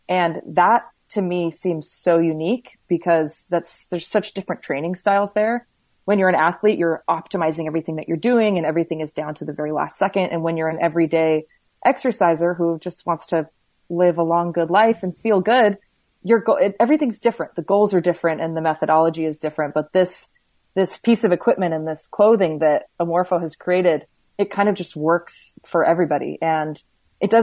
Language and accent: English; Bay Area, California, United States; also born or lived in West Hollywood, California; now in Oregon, United States; I was born in West Hollywood, and then I grew up in the Bay Area